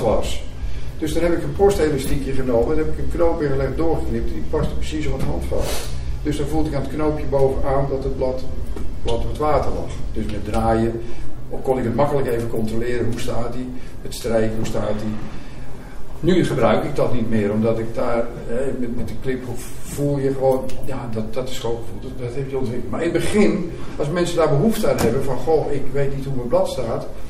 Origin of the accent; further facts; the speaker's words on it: Pijnakker, South Holland, Netherlands; moved away; also born or lived in Het Gooi / Amsterdam; Ik ben geboren in Pijnakker, ook in Zuid-Holland. En uh, verhuisd ooit naar het Gooi.